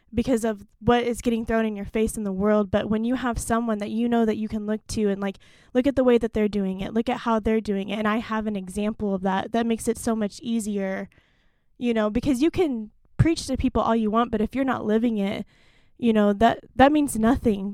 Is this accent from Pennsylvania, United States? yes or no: no; Stillwater, Oklahoma, United States; moved away; I'm originally from Stillwater, Oklahoma